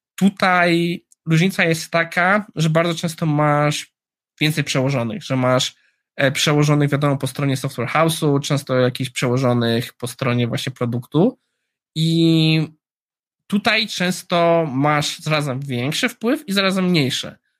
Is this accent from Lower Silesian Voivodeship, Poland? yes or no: yes; Jugów, Lower Silesian Voivodeship, Poland; moved away; Ja jestem z Jugowa, z Kotliny Kłodzkiej.